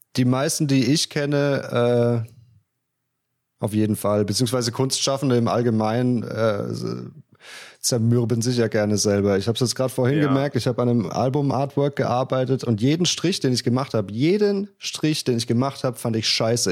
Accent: Östringen, Baden-Württemberg, Germany; accent: South German dialect; in Östringen, in Estringe

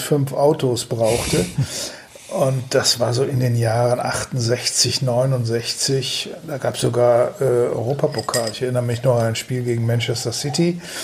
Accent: Datteln, North Rhine-Westphalia, Germany; now in Düsseldorf, Germany; von meiner Heimatstadt Datteln

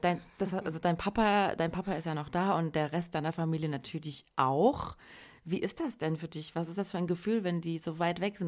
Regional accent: Germany; wir sind ja quasi auch in Deutschland äh, geboren, aufgewachsen

